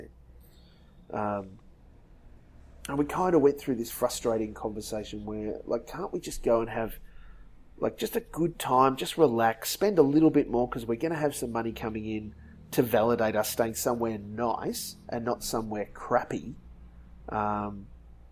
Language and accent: English; Dalby, Queensland, Australia; also born or lived in Sunshine Coast, Queensland; we moved from Dalby in Western Queensland to the Sunshine Coast.